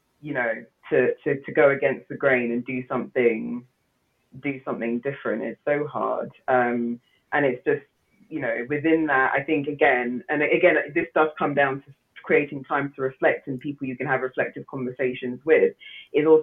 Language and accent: English; Nigeria; I'm Nigerian